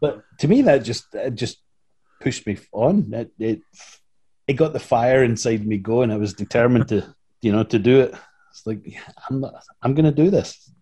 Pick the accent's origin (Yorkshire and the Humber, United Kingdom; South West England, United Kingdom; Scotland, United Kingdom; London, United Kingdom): Scotland, United Kingdom; moved away as an adult; now in United States; I'm from Scotland and I'm working with a bunch of Scottish and Northern English guys